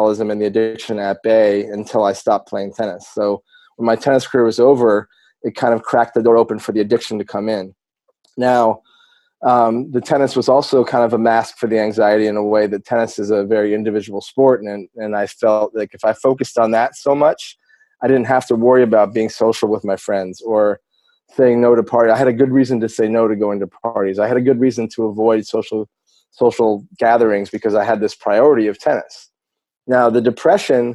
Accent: Vermont, United States; moved away as an adult; also born or lived in North Carolina / Miami / San Francisco; now in Austin, United States; I grew up in Vermont

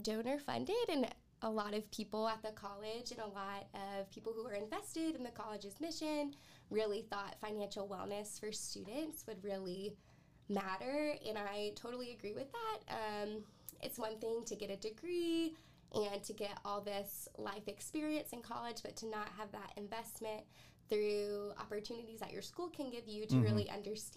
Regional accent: Columbia, South Carolina, United States; I'm from Columbia, South Carolina

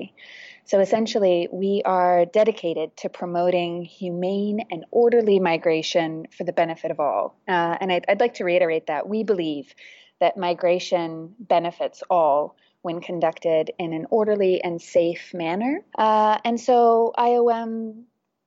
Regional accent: Virginia, United States; moved away as an adult; now in Thailand; I'm originally from Virginia in the United States of America, and I first moved to Thailand 14 years ago

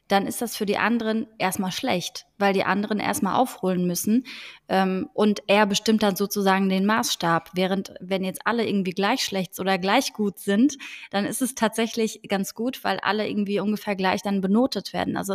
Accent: Frankfurt, Hesse, Germany; now in Cologne, Germany; Ich bin eigentlich in Frankfurt am Main aufgewachsen, bin dann aber irgendwie in Köln gelandet

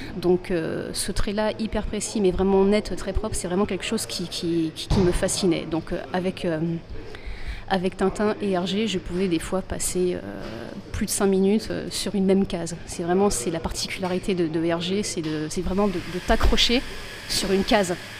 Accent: Bordeaux, Nouvelle-Aquitaine, France; je suis de Bordeaux, moi aussi

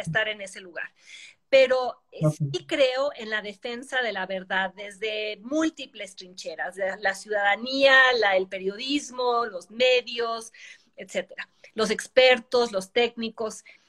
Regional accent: Mexico; soy ciudadana mexicana

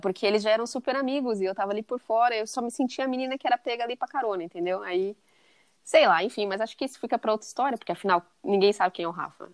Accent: São Paulo, Brazil; moved away as an adult; also born or lived in England; now in Nebraska, United States; Eu nasci em São Paulo, morei em São Paulo minha vida toda, até 2016

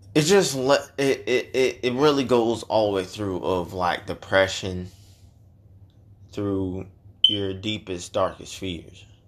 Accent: Chicago, Illinois, United States; now in Georgia, United States; That's where we're from

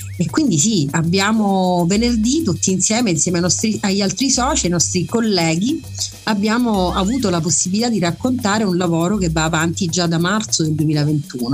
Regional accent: Messina, Sicily, Italy; sono messinese

